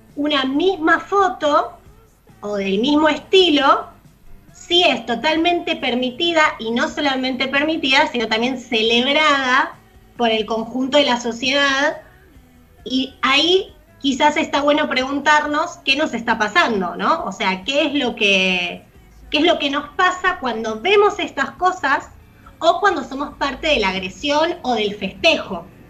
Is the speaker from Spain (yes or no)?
no; Buenos Aires, Argentina; nosotros somos porteños